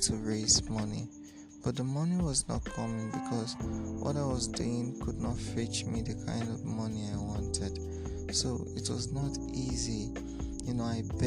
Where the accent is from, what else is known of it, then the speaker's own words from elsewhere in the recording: Ikot Andem Itam, Itu, Akwa Ibom, Nigeria; I'm from Ikotandemitam, Itu local government area, Akwa Ibom State.